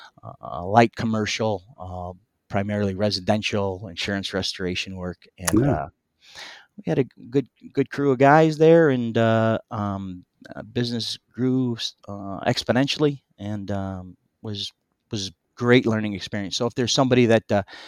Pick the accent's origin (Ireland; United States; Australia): United States; Munster, Indiana; also born or lived in East Chicago, Indiana; we moved from East Chicago, which is from a little two-bedroom home into Munster